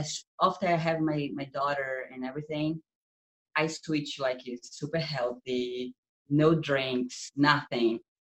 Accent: Brazil; English is a second language; moved away as an adult; also born or lived in Utah, United States; now in California, United States; I'm from Brazil, and I moved to America 4 years ago. So my English is like that, weird sometimes.

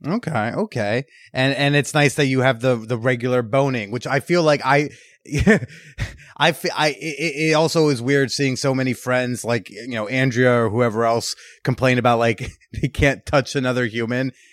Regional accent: Bergen County, New Jersey, United States; being from Bergen County, New Jersey

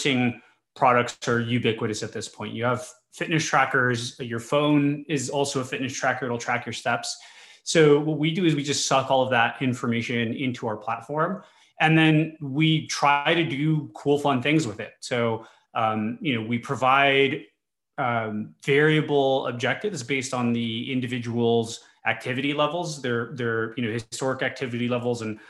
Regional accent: El Paso, Texas, United States; So I'm from the border. I'm from El Paso, Texas, and I grew up in a Hispanic family

